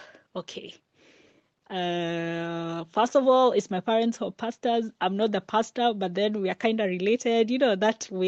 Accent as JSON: {"language": "English", "region": "Mombasa County", "country": "Kenya", "said": "I'm from Mombasa and it's really, really hot"}